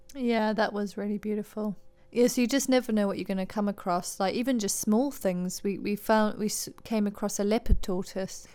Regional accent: Harare, Zimbabwe; moved away; also born or lived in United Kingdom; I was born in Zimbabwe, Harare, moved to the U K in ninety-nine

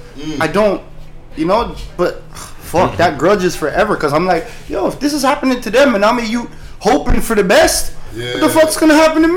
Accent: Toronto, Ontario, Canada; growing up in Flemo

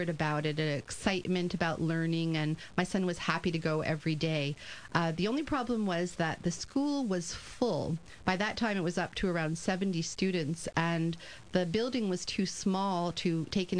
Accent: Texas, United States; moved away as an adult; now in Montreal, Canada; I am originally from Texas, and I had a wonderful high school career there

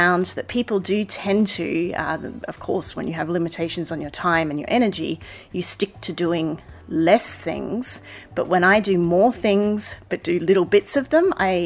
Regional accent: Australia; now in The Hague, Netherlands; where I grew up in Australia

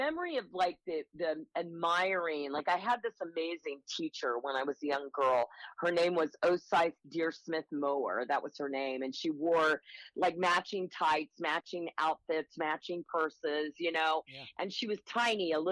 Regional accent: Wichita, Kansas, United States; moved away; also born or lived in Chicago; I was born in Wichita, Kansas

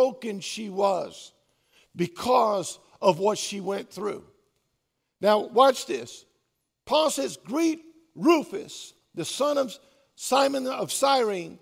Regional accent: the South, United States; I was raised in the South and everything that comes with that.

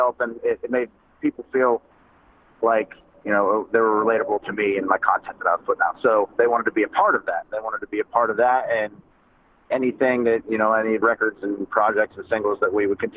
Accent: Crescent, Pennsylvania, United States; now in Nashville, United States; Crescent, Pennsylvania, where I'm from

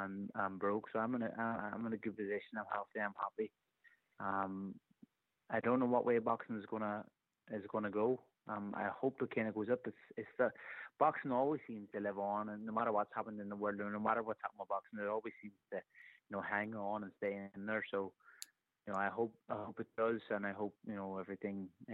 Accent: Ireland; Even being an Irish person

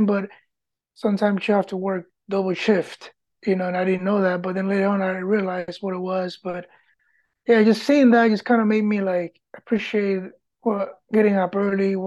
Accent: Puerto Rico; English is a second language; moved away; also born or lived in Michigan / Pennsylvania; Grew up in Puerto Rico

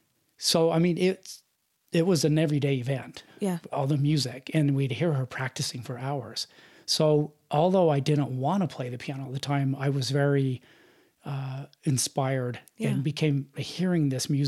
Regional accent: Salt Lake City, Utah, United States; Uh-huh. Born and raised in Salt Lake.

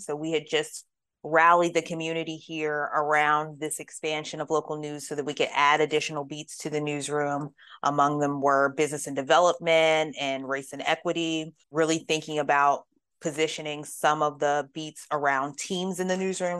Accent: Pittsburgh, Pennsylvania, United States; moved away as an adult; also born or lived in Richmond, Virginia; now in Louisville, United States; I grew up primarily in Pittsburgh, Pennsylvania

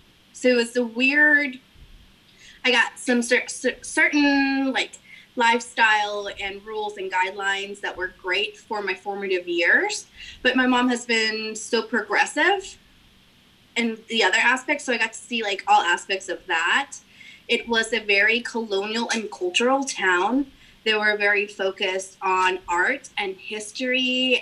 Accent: McAllen, Texas, United States; born there; I was born in McAllen. By accident, because my mom decided she was going to take one last trip to visit her family in Corpus Christi. Well, she was still living in Mexico with my dad.

